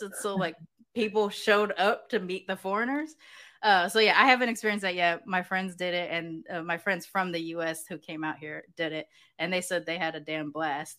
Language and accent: English; Southern California, United States; moved away as an adult; now in Mexico; growing up in Southern California